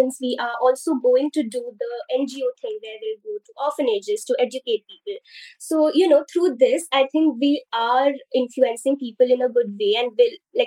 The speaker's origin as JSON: {"language": "English", "country": "India", "said": "I'm from India, and in the Indian society"}